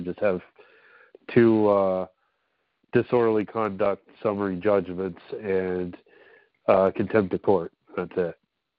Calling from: Pennsylvania, United States

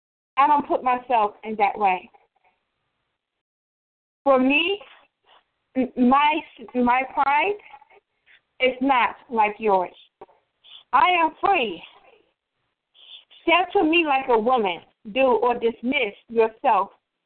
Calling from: Chicago, Illinois, United States; I'm calling from Chicago, Illinois.

